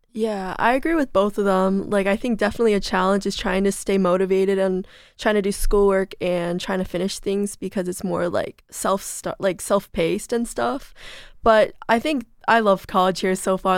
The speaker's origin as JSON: {"language": "English", "town": "South Lyon", "region": "Michigan", "country": "United States", "said": "I'm from South Lime, Michigan, which is about fifty minutes from here"}